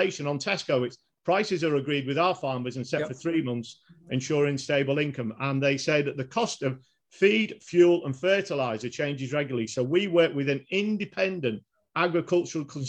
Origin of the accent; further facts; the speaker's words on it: Cambridge, East of England, United Kingdom; my hometown, Cambridge